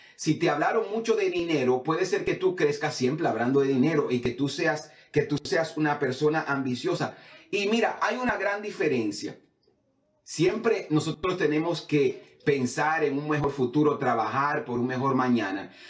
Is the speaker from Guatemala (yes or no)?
no; Samaná, Dominican Republic; now in United States; yo vengo de, un barrio en, en, Samaná, el barrio Wilmore.